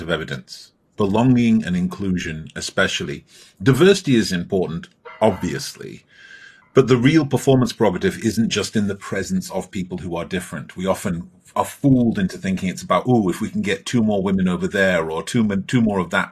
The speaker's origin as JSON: {"language": "English", "town": "Stockport", "region": "North West England", "country": "United Kingdom", "tie": "born or raised there", "said": "I grew up in Stockport, which is in the north of England."}